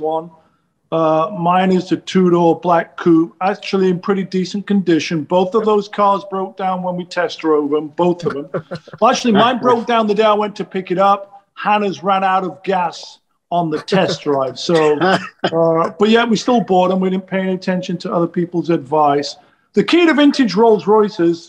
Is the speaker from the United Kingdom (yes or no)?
yes; England, United Kingdom; moved away as an adult; now in Los Angeles, United States; growing up in England in the 70s.